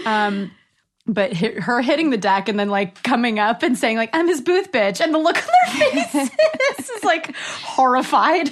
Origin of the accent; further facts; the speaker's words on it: Northern California, United States; now in Los Angeles, United States; I'm originally from Northern California. I'm an actor living in Los Angeles